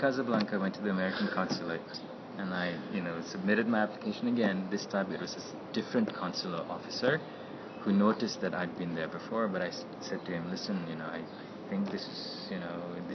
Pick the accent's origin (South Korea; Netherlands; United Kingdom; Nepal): Nepal; moved away; I was from Nepal